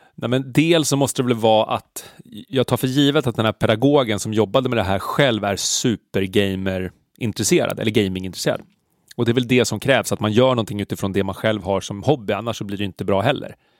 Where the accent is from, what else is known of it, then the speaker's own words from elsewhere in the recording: Stockholm, Stockholm County, Sweden; Jag är uppvuxen på Söder